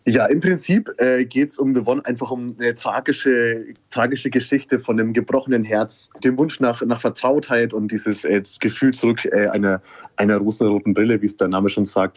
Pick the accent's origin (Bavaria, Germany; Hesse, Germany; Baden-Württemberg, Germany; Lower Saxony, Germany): Bavaria, Germany; Kulmbach; wir kommen äh, alle aus Oberfranken, ähm, genauer aus Kulmbach